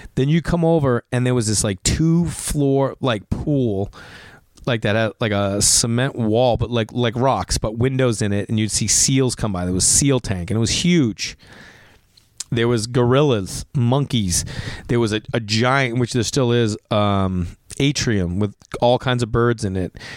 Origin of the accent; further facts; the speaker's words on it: Stoneham, Massachusetts, United States; accent: Boston; now in Los Angeles, United States; I'm from Stoneham